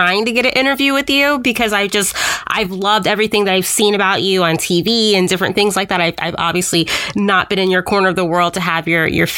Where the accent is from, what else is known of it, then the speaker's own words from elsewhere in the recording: Midwest, United States; now in New York, United States; growing up in the Midwest